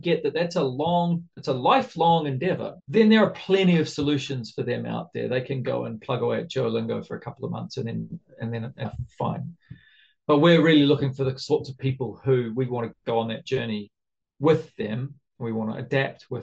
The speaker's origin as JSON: {"language": "English", "country": "New Zealand", "also_born_or_lived": "Japan", "moved": "yes", "lives_now": "Brazil", "said": "I'm a Kiwi"}